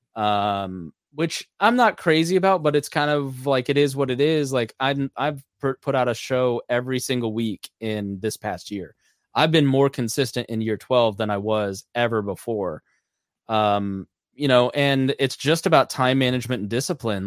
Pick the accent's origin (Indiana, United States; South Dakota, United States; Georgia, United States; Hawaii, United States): Indiana, United States; Plainfield; my hometown of Plainfield, Indiana